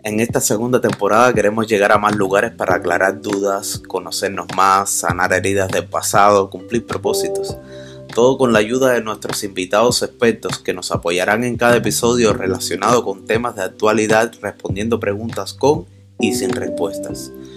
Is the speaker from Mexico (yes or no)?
yes; Tijuana, Baja California, Mexico; yo me crié prácticamente allá, me siento tijuanense, amo Tijuana